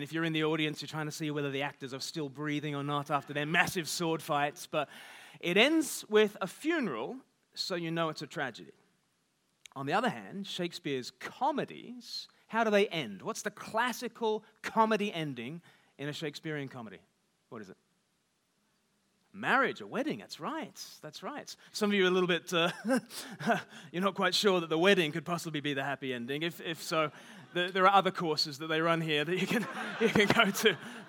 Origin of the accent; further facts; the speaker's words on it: Australia; accent: half Australian, half English; now in United Kingdom; But I grew up in Australia. I've lived half my life in the UK, give or take the odd deportation, but mainly.